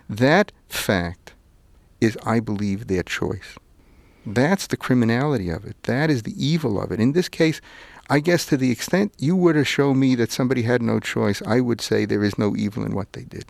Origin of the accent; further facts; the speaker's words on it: New York City, New York, United States; also born or lived in Manhattan / Vermont; where I grew up in Brooklyn and see where I live in Manhattan